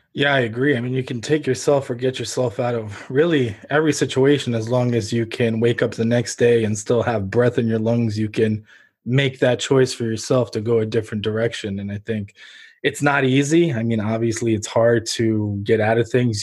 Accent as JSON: {"language": "English", "country": "Ukraine", "tie": "born or raised there", "moved": "yes", "lives_now": "United States"}